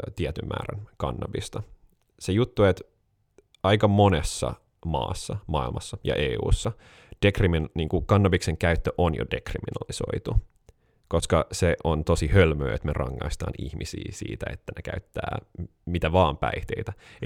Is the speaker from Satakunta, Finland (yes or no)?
no; Helsinki, Uusimaa, Finland; also born or lived in United States; Mun faija on Jenkki, mut se on helsinkiläinen, äh, mä oon siis neljän sukupolven stadilainen